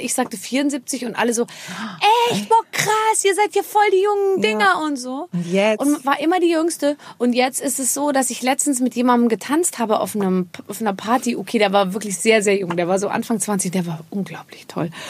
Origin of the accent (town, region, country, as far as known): Rhineland-Palatinate, Germany